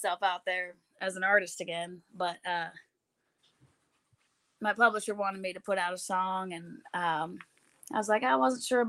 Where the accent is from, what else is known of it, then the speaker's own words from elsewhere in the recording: Bellingham, Washington, United States; moved away as an adult; also born or lived in Seattle, Washington; now in Nashville, United States; So I grew up in Bellingham, Washington, which mm-hmm. is north of Seattle